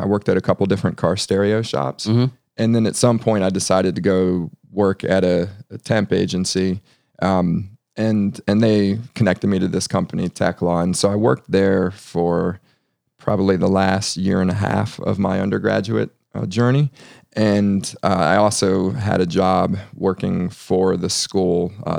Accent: Ashburn, Virginia, United States; also born or lived in Alexandria; So I grew up in Northern Virginia. Mm-hmm. I'm born in Alexandria and moved out to the suburbs at a pretty young age. I grew up in Ashburn, Virginia.

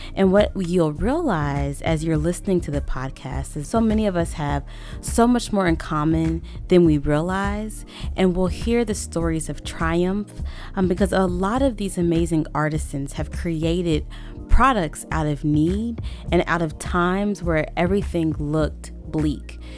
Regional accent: Little Rock, Arkansas, United States; I grew up in Little Rock, Arkansas

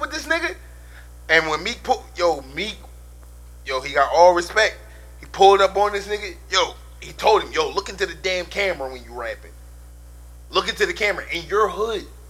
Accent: Philadelphia, Pennsylvania, United States; I'm from Southwest

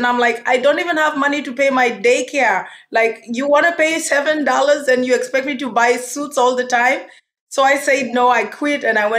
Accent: Nairobi, Kenya; moved away as an adult; also born or lived in Germany; now in United States; So I grew up in Nairobi, Kenya, spent 18 years of my life.

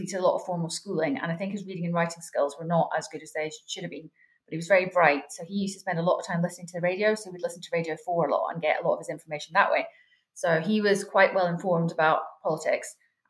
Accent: Devon, South West England, United Kingdom; moved away as an adult; also born or lived in Biggar, Scotland / Scotland; now in Edinburgh, United Kingdom; I grew up in Devon in a bit of a Scottish enclave, if you like.

